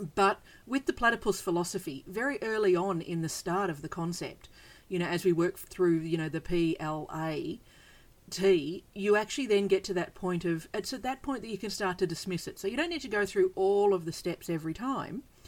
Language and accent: English; Australia; I'm from Australia. We have bizarre animals here